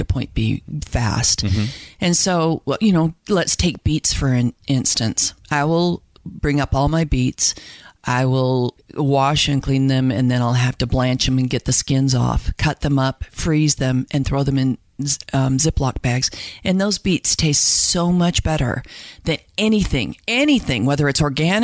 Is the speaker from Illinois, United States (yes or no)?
no; Salt Lake City, Utah, United States; now in Idaho, United States; I grew up in Salt Lake City